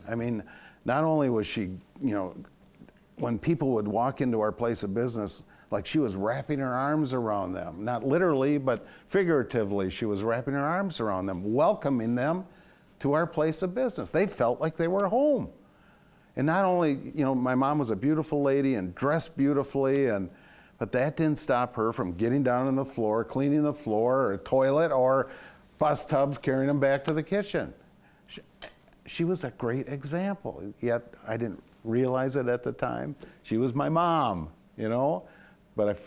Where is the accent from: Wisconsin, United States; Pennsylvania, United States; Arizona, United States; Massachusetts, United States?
Wisconsin, United States; Sauk City; also born or lived in Prairie du Sac / Madison; I got to move back to my hometown of Sauk City and Prairie du Sac from Madison